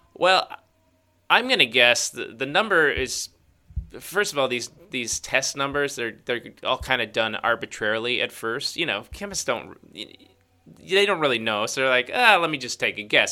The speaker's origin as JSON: {"language": "English", "town": "Chicago", "region": "Illinois", "country": "United States", "tie": "born or raised there", "said": "that's my hometown"}